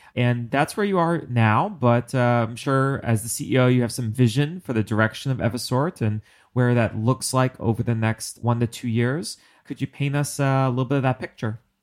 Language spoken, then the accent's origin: English; New York, United States; I'm a New Yorker